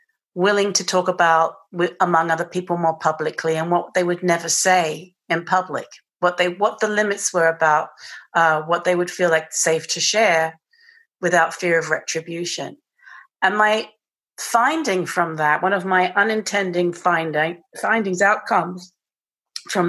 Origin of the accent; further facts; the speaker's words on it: England, United Kingdom; accent: British; moved away; I have this British accent